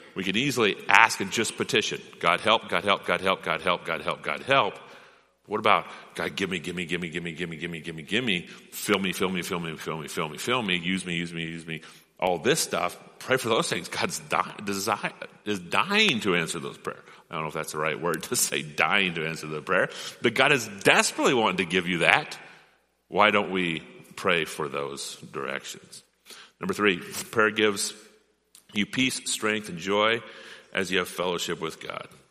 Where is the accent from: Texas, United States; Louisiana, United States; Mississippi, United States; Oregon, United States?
Oregon, United States; Rogue River; I grew up on the Rogue River.